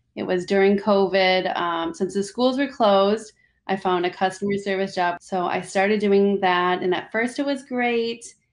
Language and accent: English; Minnesota, United States; moved away as an adult; now in Orlando, United States; I'm originally from Minnesota